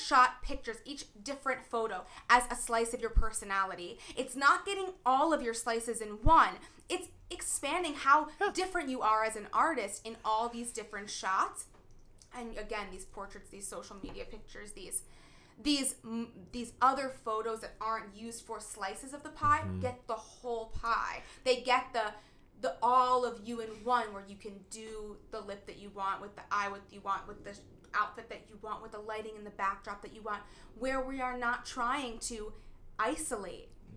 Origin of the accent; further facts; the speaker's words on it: New Jersey, United States; now in New York, United States; I'm from New Jersey, but now I am a New Yorker